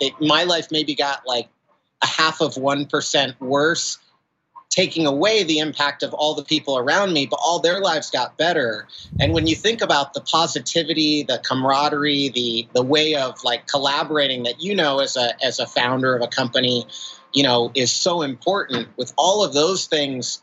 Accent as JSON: {"language": "English", "region": "Idaho", "country": "United States", "tie": "born or raised there", "said": "I grew up in Idaho in a conservative Christian family home"}